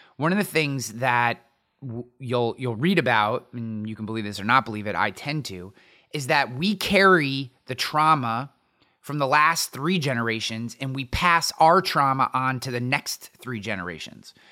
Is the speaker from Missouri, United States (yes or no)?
no; near Albany, New York, United States; also born or lived in Latham, New York; I grew up way out in the middle of nowhere in a town of nine hundred people, but the closest town that anybody would know is Albany